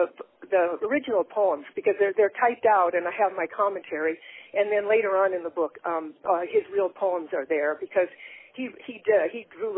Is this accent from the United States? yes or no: yes; Chicago, Illinois, United States; now in Oregon, United States; Well, I'm from originally from Chicago, Illinois. My grandparents were immigrants from, it was then Yugoslavia, now it's Slovenia, but I moved out to Oregon in 1960 with my family